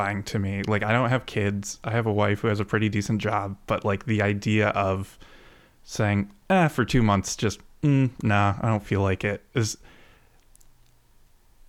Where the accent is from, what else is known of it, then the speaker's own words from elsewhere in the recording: Grand Rapids, Michigan, United States; I grew up in Michigan. I grew up in Grand Rapids